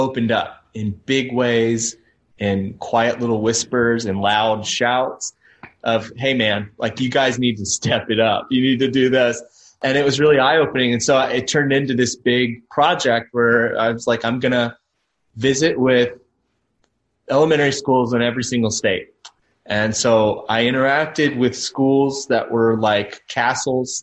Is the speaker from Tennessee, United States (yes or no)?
yes; Tennessee, United States; where did you grow up? And I said, Tennessee